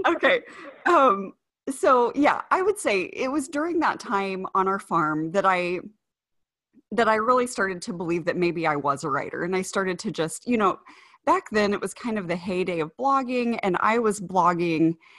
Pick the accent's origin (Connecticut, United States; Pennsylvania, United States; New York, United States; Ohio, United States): Ohio, United States; moved away; also born or lived in Indiana; that's where I grew up